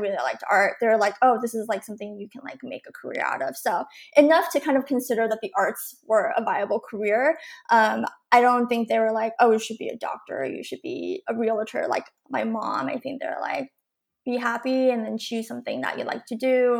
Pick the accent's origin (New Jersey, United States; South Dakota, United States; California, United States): California, United States; So I was born in the Singapore Valley area, the 626, if you're kind of in the area and you know it, it's a very Asian community, but that's where I was born.